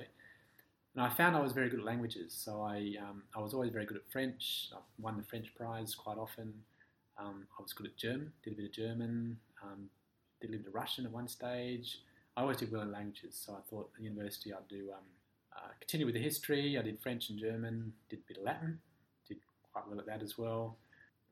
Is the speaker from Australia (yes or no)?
yes; Perth, Western Australia, Australia; moved away; I'm from Perth originally, so I went, as most Australians do, you go to university usually in your own state.